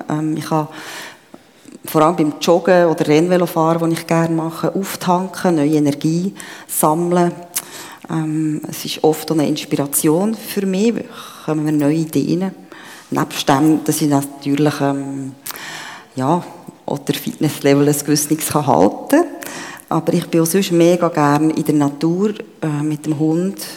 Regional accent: Bern, Switzerland; also born or lived in Papua New Guinea; now in Steinhausen, Switzerland; wie es Jochen schon gesagt bin 52, ähm, lebe seit 2002 im Kanton Zug, Steinhausen, bin aber ursprünglich, wie ihr es gehört, Bernerin.

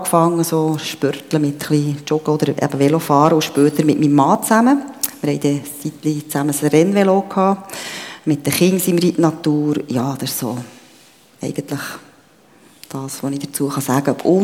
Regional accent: Bern, Switzerland; also born or lived in Papua New Guinea; now in Steinhausen, Switzerland; wie es Jochen schon gesagt bin 52, ähm, lebe seit 2002 im Kanton Zug, Steinhausen, bin aber ursprünglich, wie ihr es gehört, Bernerin.

